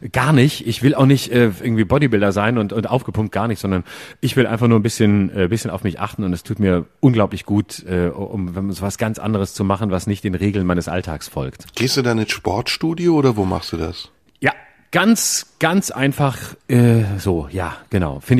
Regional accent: Lörrach, Baden-Württemberg, Germany; accent: Alemannic; Ja, da wo ich herkomme, der kommt ja, kommt der nicht sogar aus meiner Gegend, irgendwo da Lörrach oder so?

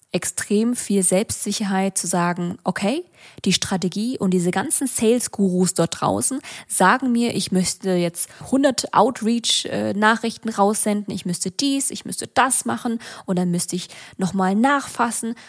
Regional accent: Vietnam; für mich als Vietnamesin und Arbeiterkind

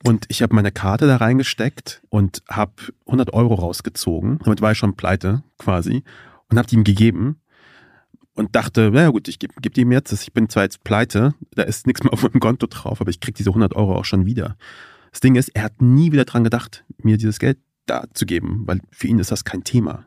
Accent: Kassel, Hesse, Germany; Ich bin ja in Kassel aufgewachsen

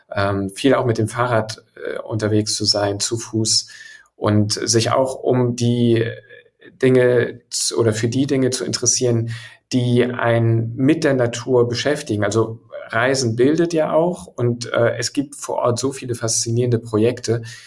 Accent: Hamburg, Germany; als gebürtiger Hamburger schlägt mein Herz schwarz-weiß-blau

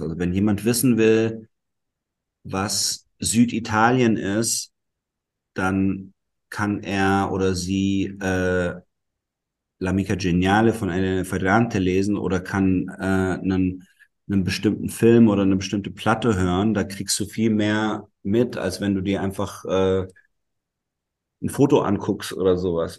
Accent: Black Forest, Baden-Württemberg, Germany; first language German and Italian; ich bin im Schwarzwald in Süddeutschland aufgewachsen

